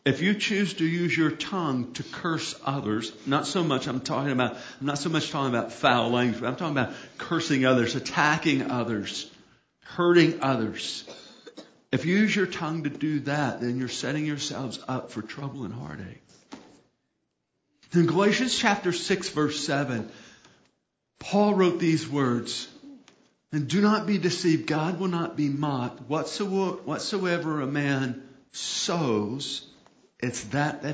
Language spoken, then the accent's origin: English; United States; I'm blessed to be born in a nation where I have freedom of speech.